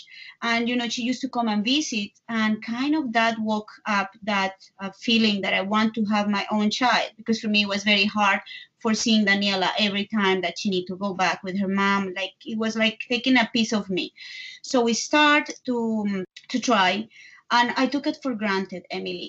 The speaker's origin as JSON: {"language": "English", "region": "Bogotá", "country": "Colombia", "second_language": "English", "moved": "as an adult", "lives_now": "New York, United States", "said": "I am from Colombia, from Bogota, but I live in New York for the last 18 years"}